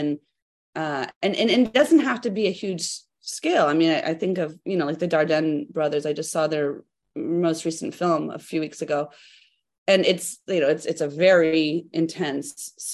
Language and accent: English; United States; as an American